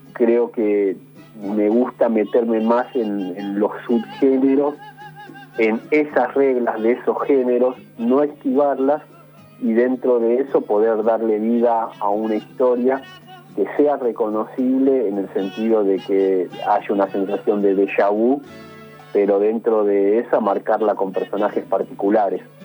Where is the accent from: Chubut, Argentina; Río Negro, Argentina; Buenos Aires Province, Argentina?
Buenos Aires Province, Argentina; Isidro Casanova; Yo soy orgulloso hijo de Isidro Casanova y del barrio Los Pinos